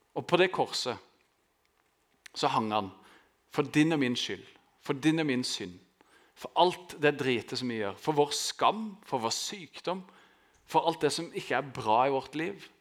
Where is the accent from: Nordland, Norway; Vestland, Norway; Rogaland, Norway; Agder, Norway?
Agder, Norway; Grimstad; jeg vokste opp i Østerud, som er liksom på beste vestkant her i Grimstad